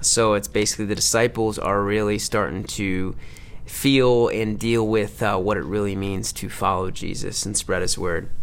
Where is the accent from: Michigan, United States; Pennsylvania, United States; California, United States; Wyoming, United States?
Michigan, United States; Livonia; moved away; my hometown in Livonia, Michigan